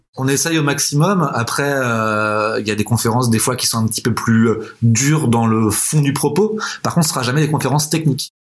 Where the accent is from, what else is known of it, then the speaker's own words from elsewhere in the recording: Nantes, Pays de la Loire, France; moi historiquement, je suis nantais